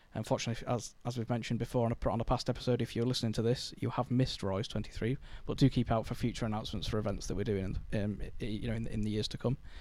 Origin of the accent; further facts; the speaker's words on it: Scunthorpe, Yorkshire and the Humber, United Kingdom; I was born in Scunthorpe